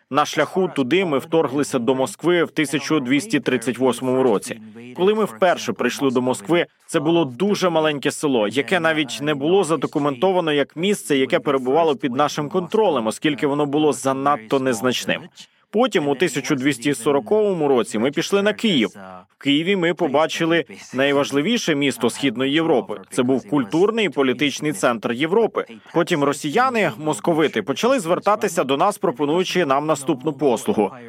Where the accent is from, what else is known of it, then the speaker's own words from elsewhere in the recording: Mongolia; Коли я кажу, що я з Монголії